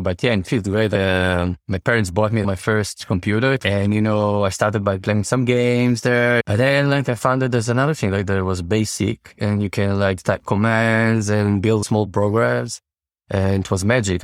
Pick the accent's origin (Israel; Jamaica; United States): Israel; Tel Aviv, Tel Aviv District; I'm from Israel, from Tel Aviv